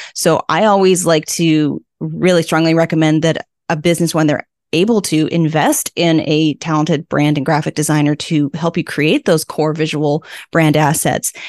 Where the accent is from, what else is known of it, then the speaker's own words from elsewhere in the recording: Vancouver, British Columbia, Canada; moved away as an adult; now in Prince Edward Island, Canada; raised in Vancouver